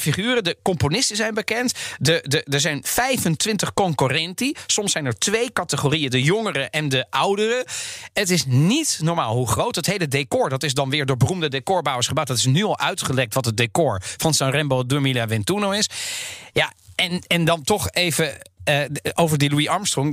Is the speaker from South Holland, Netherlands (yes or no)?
yes; The Hague, South Holland, Netherlands; Ik ben opgegroeid in Den Haag.